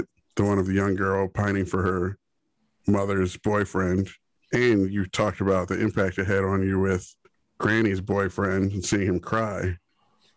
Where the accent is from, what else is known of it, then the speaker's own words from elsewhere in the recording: Cheverly, Maryland, United States; I was born in Cheverly, Maryland, technically, in my birth certificate.